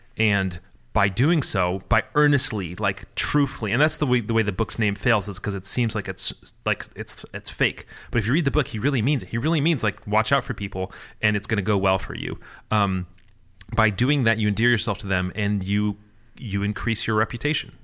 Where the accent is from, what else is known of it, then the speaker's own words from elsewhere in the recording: Michigan, United States; I'm Midwestern. I'm from Michigan